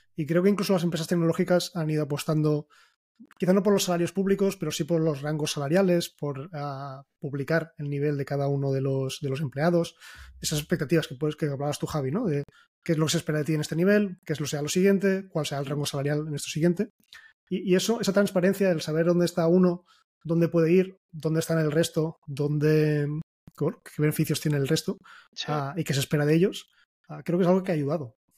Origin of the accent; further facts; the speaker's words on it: Catalonia, Spain; somos catalanes